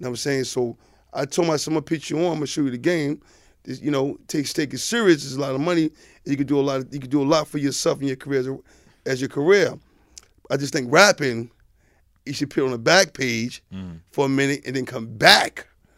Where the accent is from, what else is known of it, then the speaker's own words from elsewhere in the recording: Staten Island, New York, United States; When I came home, for me, you know, and I was just from Staten Island.